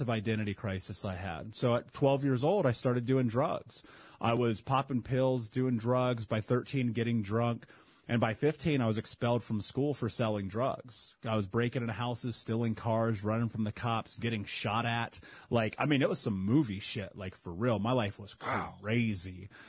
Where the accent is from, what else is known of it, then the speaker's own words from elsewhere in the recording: Indianapolis, Indiana, United States; Growing up in Indianapolis